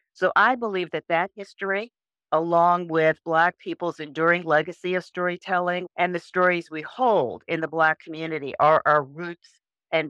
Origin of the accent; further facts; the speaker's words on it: New York, United States; now in Colorado, United States; growing up in New York